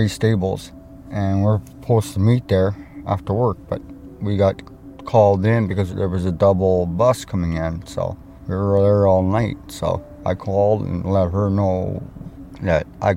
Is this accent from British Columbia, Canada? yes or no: no; Thompson, Manitoba, Canada; moved away; also born or lived in Winnipeg, Manitoba; I'm originally from Thompson, Manitoba. I moved here from Winnipeg just to get away from the crime and everything.